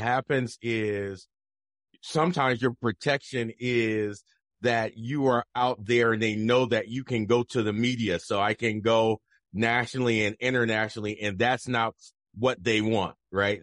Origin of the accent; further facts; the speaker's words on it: Camden, New Jersey, United States; now in Idaho, United States; I'm from Jersey. I'm from South Jersey, mm-hmm. Camden